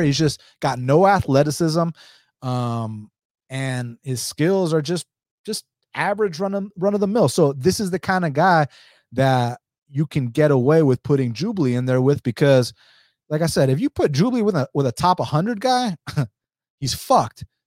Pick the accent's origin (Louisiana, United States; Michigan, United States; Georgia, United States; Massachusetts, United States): Georgia, United States; Atlanta; I'm from Atlanta, Georgia